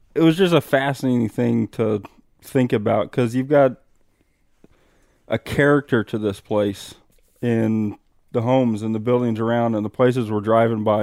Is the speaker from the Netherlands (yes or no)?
no; Midwest, United States; moved away; also born or lived in Arizona; growing up as a Midwesterner